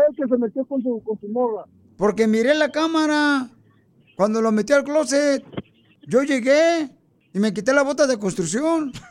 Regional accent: Michoacán, Mexico; born there; De aquí del teléfono. Nomás, pero nací en Michoacán

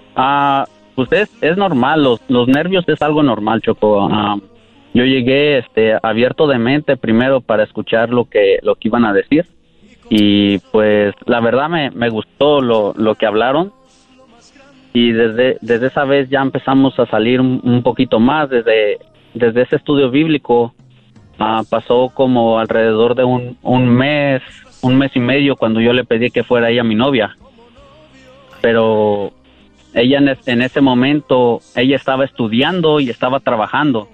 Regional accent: Michoacán, Mexico; now in Santa Rosa, United States; Ya le dije de Michoacán

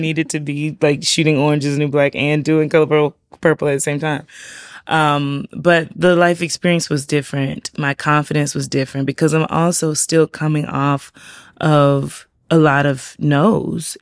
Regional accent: South Carolina, United States; also born or lived in Georgia; now in Savannah, United States; I grew up in South Carolina

